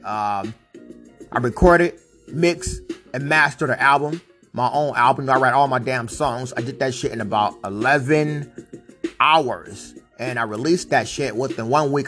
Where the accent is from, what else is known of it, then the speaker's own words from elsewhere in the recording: Vallejo, California, United States; also born or lived in Stockton, California; I was born in Stockton, Cali, grew up in Vallejo